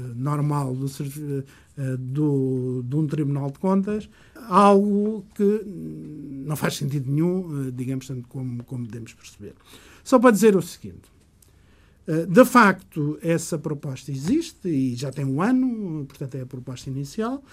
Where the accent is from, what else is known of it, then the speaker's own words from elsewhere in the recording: Portugal; also born or lived in Goa, India; Minha terra natal, eh, como sempre, embora a partir dos 5 anos eh, tenha vivido, crescido